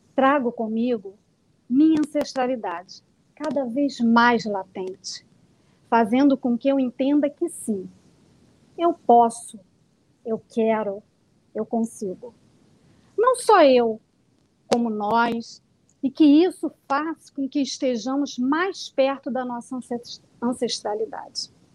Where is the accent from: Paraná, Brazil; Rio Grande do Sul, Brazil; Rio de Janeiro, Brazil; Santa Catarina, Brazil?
Rio de Janeiro, Brazil; Niterói; Eu sou, sou de Niterói, nasci no Rio de Janeiro, mas moro em Niterói